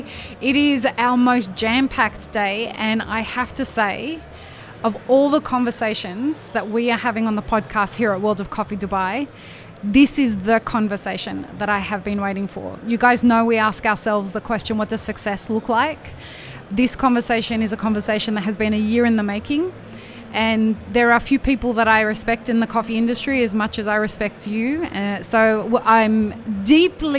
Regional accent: Australia; I'm an Australian

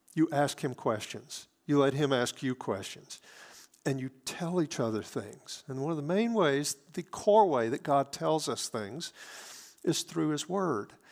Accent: Hattiesburg, Mississippi, United States; now in Wichita, United States; my hometown of Hattiesburg, Mississippi

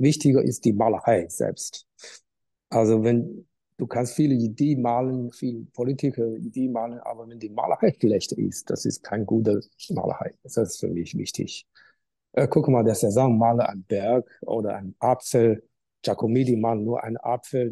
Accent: Qingdao, Shandong, China; German is a second language; moved away as an adult; now in Germany; an der Uni in meiner Heimat Qingdao für drei Jahre

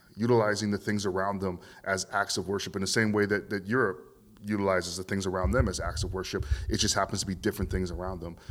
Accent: Vancouver, British Columbia, Canada; growing up in Vancouver, um, even though I'm multi-ethnic, Um, I still grew up in, in, in a system of, of white power

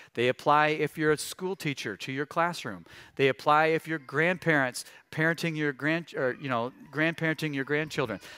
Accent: Missouri, United States; I grew up in Missouri

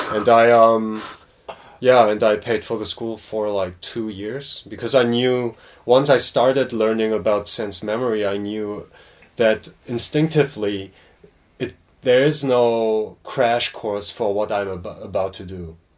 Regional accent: Cologne, North Rhine-Westphalia, Germany; moved away as an adult; also born or lived in New York; now in South Korea; I was born and raised in Germany

